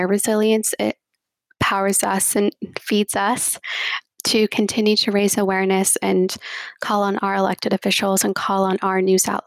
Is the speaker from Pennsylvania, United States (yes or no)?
no; New Jersey, United States; growing up in New Jersey, especially where I've grown up